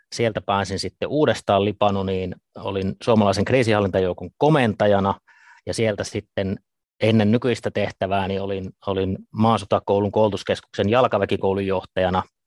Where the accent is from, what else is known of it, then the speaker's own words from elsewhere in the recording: Ivalo, Lapland, Finland; kotoisin olen, olen tuota Pohjois-Suomesta Lapista, Ivalosta